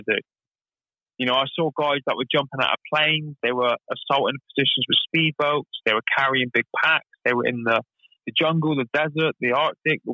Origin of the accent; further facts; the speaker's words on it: Plymouth, South West England, United Kingdom; I was born and raised in Plymouth